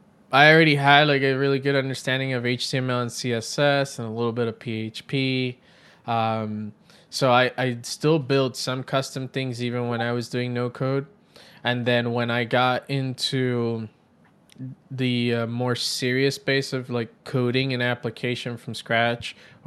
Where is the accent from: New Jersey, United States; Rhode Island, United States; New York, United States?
New York, United States; New York City; So during my time growing up in New York City, as a kid, I was always very creative, drawing on paper, then got into graphic design